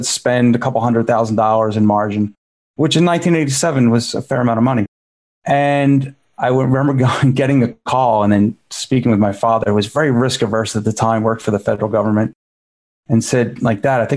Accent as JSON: {"language": "English", "town": "Philadelphia", "region": "Pennsylvania", "country": "United States", "tie": "born or raised there", "said": "I grew up in Philadelphia in just sort of a middle-class average neighborhood"}